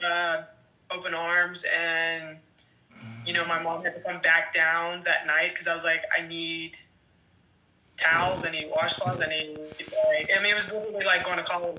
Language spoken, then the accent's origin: English; Pittsburgh, Pennsylvania, United States; also born or lived in West Virginia; I'm just from the north side of Pittsburgh